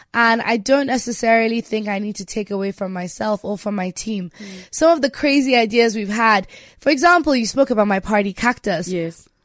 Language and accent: English; Nigeria; me being Nigerian